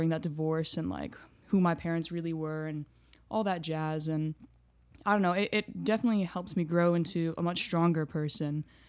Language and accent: English; Houston, Texas, United States; born there; So I was born in Houston, Texas. My grandparents came to the St